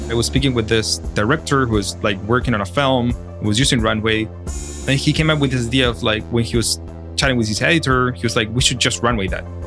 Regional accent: Chile; moved away; I'm originally from Chile and, um, I study in Chile

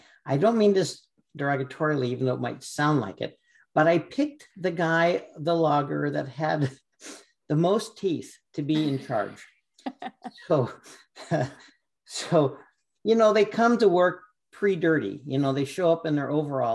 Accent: California, United States; moved away; I was from California

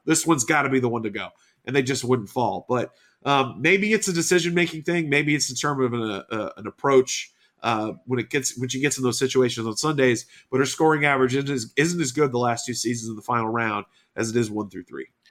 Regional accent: Houston, Texas, United States; my hometown of Houston

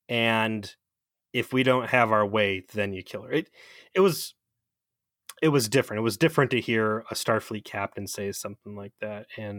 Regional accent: Cleveland, Ohio, United States; By the way, I'm from Cleveland

